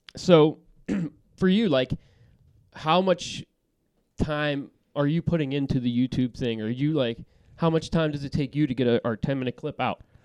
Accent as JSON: {"language": "English", "area": "Yinzer country", "region": "Pennsylvania", "country": "United States", "said": "we're from Yinzer country"}